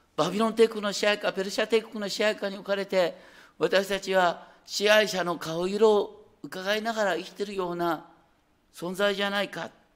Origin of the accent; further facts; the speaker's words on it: Higashikawa, Hokkaido, Japan; now in Tokyo, Japan; 私の田舎北海道に行きましょう大雪山の麓東川町ってあるんだ